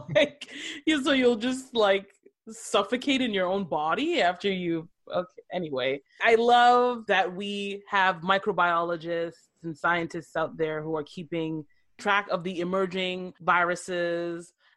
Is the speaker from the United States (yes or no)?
no; Canada